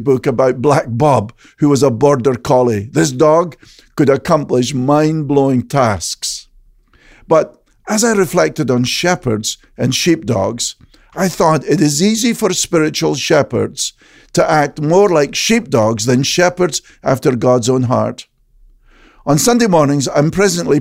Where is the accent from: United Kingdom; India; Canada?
United Kingdom; Scotland; the shepherds I knew growing up in Scotland